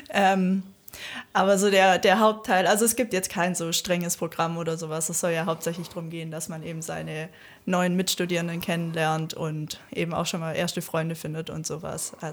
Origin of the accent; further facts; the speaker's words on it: Germany; Ich wollte eigentlich nach der Schule raus in eine große Stadt, weit weg. Ich komme auch von hier aus der Nähe